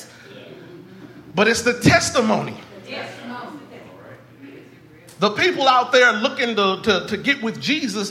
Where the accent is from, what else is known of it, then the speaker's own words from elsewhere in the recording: Indianapolis, Indiana, United States; the church that I grew up in Light of the World Christian Church in Indianapolis, Indiana